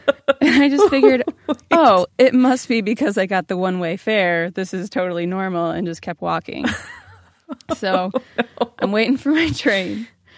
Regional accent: Ohio, United States; I am from Ohio.

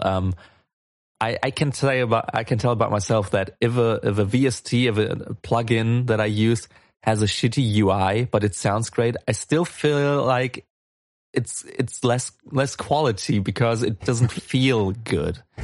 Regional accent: Germany; I'm from Germany

